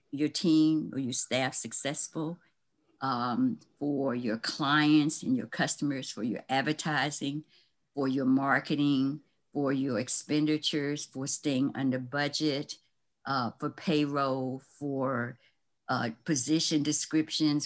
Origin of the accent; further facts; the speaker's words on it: Lynchburg, Virginia, United States; moved away; my hometown, Lynchburg, Virginia